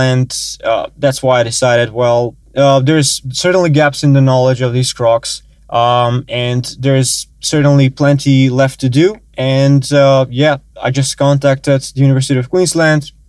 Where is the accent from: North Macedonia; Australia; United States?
North Macedonia; moved away as an adult; North Macedonia, yes